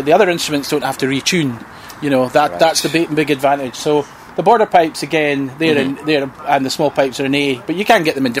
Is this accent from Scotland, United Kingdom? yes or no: yes; Scotland, United Kingdom; We're Scottish.